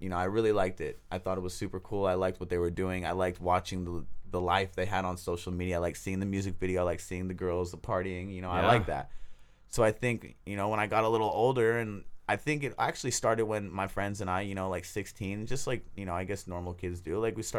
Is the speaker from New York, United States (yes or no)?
no; Oakland, California, United States; I grew up in Oakland, California.